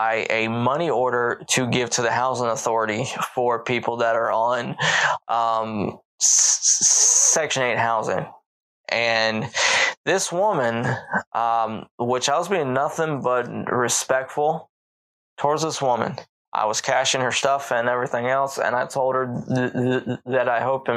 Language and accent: English; Baltimore, Maryland, United States; moved away; also born or lived in the South (US); I grew up in Baltimore, Maryland.